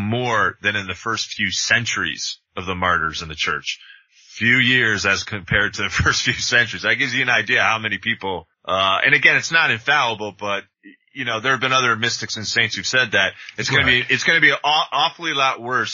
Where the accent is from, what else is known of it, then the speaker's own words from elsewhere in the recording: Jersey Shore, New Jersey, United States; I grew up in New Jersey